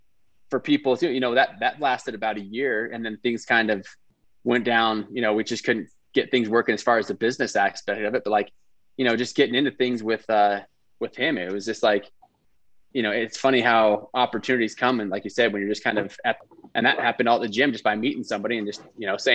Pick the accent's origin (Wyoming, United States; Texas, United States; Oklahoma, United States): Wyoming, United States; I'm from Wyoming.